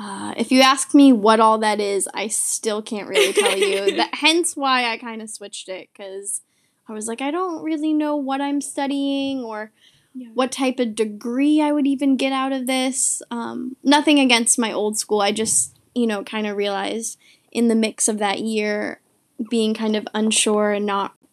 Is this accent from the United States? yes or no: yes; Bath, Maine, United States; also born or lived in India; I was born in India, so my first, like, home from, I guess, like, being adopted, it was Bath, Maine.